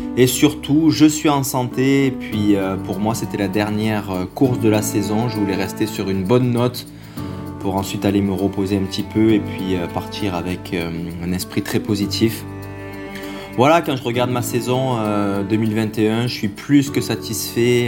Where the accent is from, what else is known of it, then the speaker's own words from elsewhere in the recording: Quebec, Canada; je viens du Québec où j'ai grandi